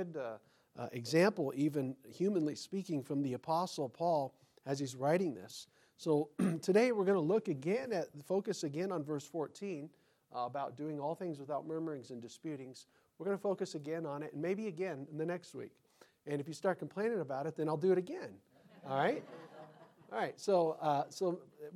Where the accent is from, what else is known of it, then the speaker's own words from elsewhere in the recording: United States; I'm an American